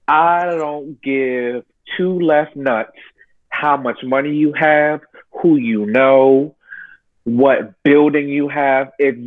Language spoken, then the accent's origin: English; New York City, New York, United States; You know, I grew up in New York, a melting pot.